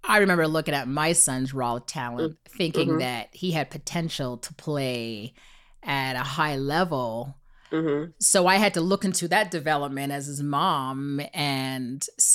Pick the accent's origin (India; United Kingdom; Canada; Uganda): Canada; we're from Canada.